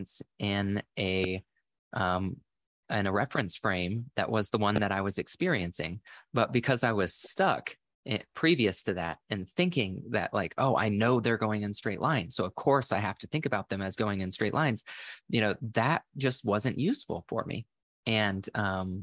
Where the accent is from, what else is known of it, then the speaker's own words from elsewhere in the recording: Florida, United States; I grew up in Florida where there's a lot of boats and stuff